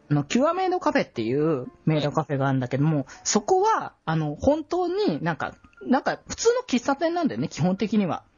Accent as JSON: {"language": "Japanese", "region": "Aichi", "country": "Japan", "tie": "born or raised there", "said": "基本地元は愛知だったんだけど"}